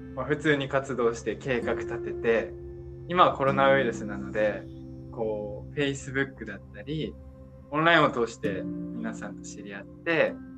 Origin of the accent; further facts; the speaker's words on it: Kagoshima, Japan; moved away; 鹿児島から来ました。